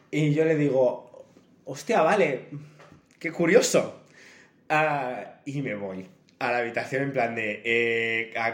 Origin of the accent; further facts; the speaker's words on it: Andalusia, Spain; accent: Andalusian; Y yo, perdonad mi acento andaluz.